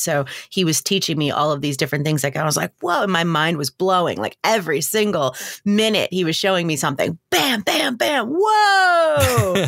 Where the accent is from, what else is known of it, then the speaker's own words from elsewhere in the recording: Long Island, New York, United States; moved away as an adult; also born or lived in Georgia; now in Atlanta, United States; I grew up on Long Island in New York, and I moved to Georgia to go to college.